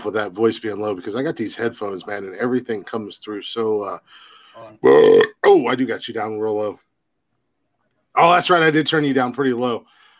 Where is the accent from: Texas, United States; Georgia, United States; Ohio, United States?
Georgia, United States; I'm from Georgia